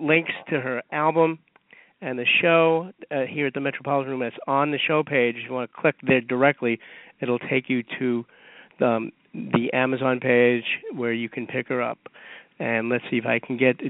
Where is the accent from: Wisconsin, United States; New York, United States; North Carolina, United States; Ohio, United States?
New York, United States; New York City; growing up in Bayside, Queens